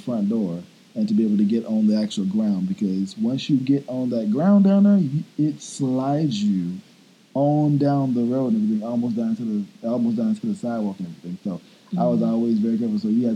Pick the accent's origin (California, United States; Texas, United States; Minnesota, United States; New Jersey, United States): Texas, United States; I'm from Texas originally